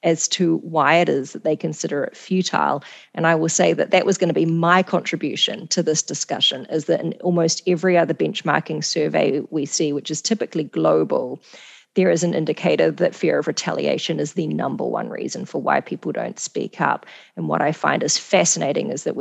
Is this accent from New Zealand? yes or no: yes; New Zealand; moved away; also born or lived in Singapore / Canada; I'm from New Zealand, I've worked in Singapore